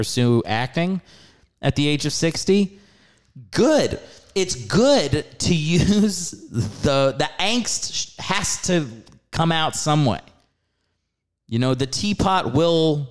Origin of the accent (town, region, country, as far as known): New York, United States; moved away as an adult; now in Los Angeles, United States